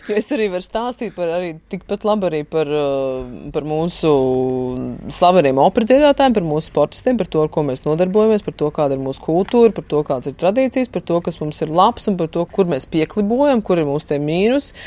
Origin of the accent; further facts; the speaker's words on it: Latvia; moved away; es esmu no Latvijas